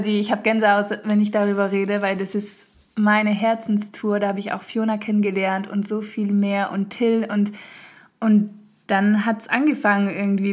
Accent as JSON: {"language": "German", "country": "France", "tie": "born or raised there", "also_born_or_lived": "Hamburg, Germany / Berlin, Germany", "moved": "yes", "lives_now": "Germany", "said": "meine Mama ist deutsch, mein Papa ist Holländer und ich bin in Frankreich groß geworden"}